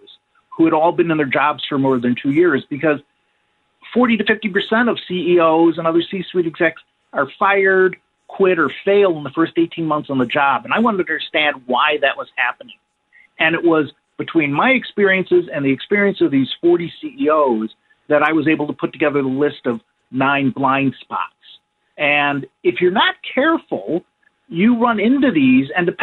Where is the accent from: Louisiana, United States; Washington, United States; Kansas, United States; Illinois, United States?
Illinois, United States; Chicago; moved away as an adult; also born or lived in Wisconsin; I grew up in the Chicago area